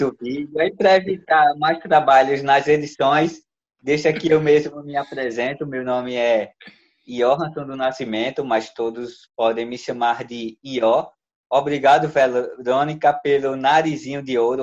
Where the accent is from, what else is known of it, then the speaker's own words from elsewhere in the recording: Maceió, Alagoas, Brazil; minha terra natal, que é Maceió, Alagoas